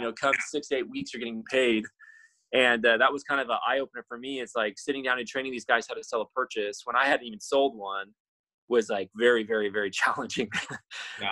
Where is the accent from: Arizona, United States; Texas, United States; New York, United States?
Arizona, United States; I grew up in Arizona